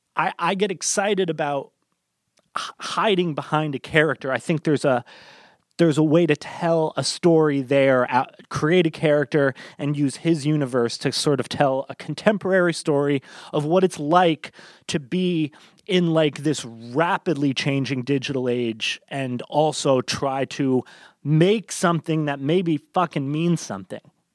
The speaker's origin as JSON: {"language": "English", "country": "United States", "said": "as an American"}